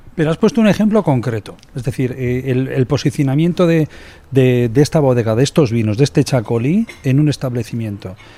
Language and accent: Spanish; Eibar, Basque Country, Spain; que igual que yo somos de Ibar